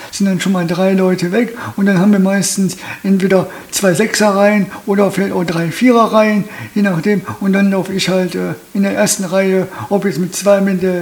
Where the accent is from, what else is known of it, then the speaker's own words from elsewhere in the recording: Austria; born there; Meine Eltern hatten damals ein oder zwei oder drei Jahre auch in Fischeln gewohnt, aber ich bin immer gebürtiger Österreicher.